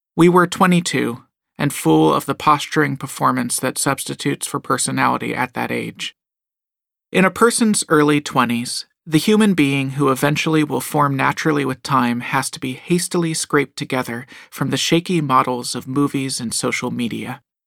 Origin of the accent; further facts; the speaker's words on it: Southern California, United States; moved away; Growing up in Southern California